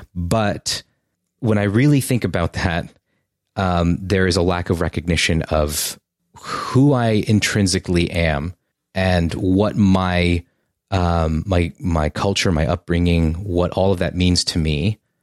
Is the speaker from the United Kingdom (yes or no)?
no; United States; I am Japanese-American who was born here